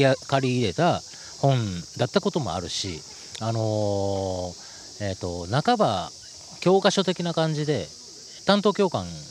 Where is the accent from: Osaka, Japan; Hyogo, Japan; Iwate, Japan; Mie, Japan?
Osaka, Japan; 大阪のね、えー、えー、と梅田っていう繁華街のすぐ近所で、えー、と生まれ育ってるんですよね